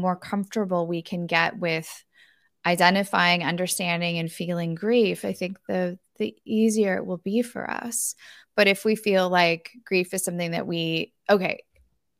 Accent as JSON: {"language": "English", "region": "Northern California", "country": "United States", "tie": "born or raised there", "said": "my hometown of Northern California"}